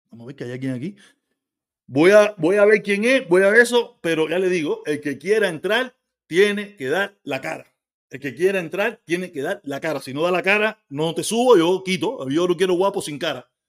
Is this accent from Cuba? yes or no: yes; Cuba; Y yo digo, claro